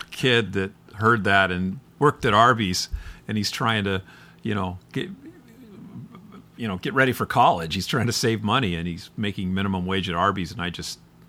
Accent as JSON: {"language": "English", "region": "Midwest", "country": "United States", "said": "It's like you've seen my town. I came from the Midwest."}